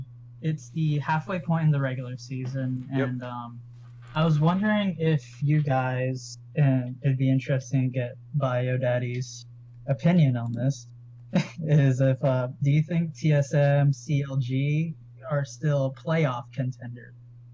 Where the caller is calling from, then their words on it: Kissimmee, Florida, United States; Kissimmee, Florida.